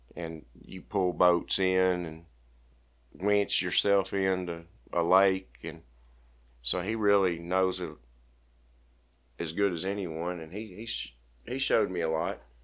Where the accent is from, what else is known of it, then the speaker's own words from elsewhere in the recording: Bryant, Arkansas, United States; I grew up in Bryan, Arkansas